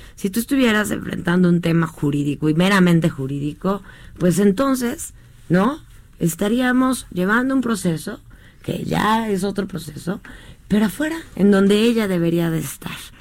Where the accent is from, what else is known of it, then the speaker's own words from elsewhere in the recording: Mexico; como ciudadana mexicana que soy